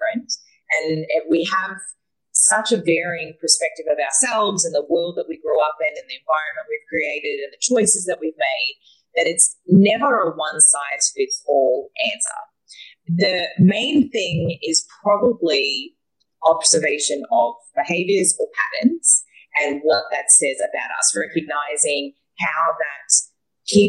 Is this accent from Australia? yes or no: yes; Australia; moved away; I am a Australian woman that travels the world.